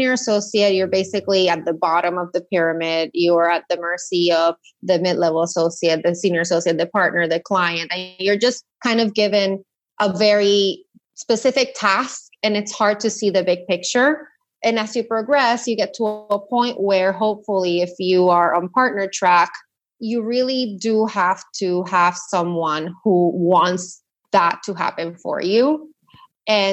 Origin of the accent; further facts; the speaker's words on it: Puerto Rico; moved away as an adult; also born or lived in mainland U.S.; I'm from Puerto Rico, born and raised, went to high school there.